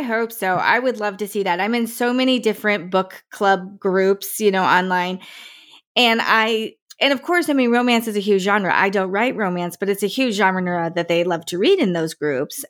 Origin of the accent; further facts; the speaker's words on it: Morris County, New Jersey, United States; moved away; I grew up in Morris